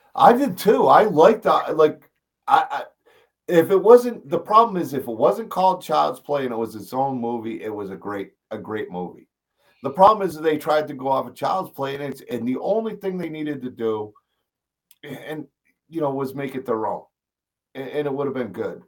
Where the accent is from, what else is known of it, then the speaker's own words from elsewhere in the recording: East Coast, United States; now in Missouri, United States; I grew up on the East Coast.